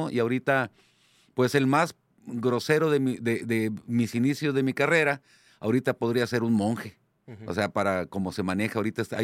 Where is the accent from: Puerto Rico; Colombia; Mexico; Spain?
Mexico; Ensenada, Baja California; hola, mucho gusto, soy de Ensenada.